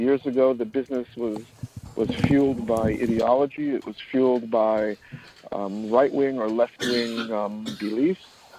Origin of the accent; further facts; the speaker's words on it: New York City, New York, United States; I'm born and bred in New York City. My parents were escaped the Holocaust and made it to Palestine before it was Israel. And from Israel, they came here.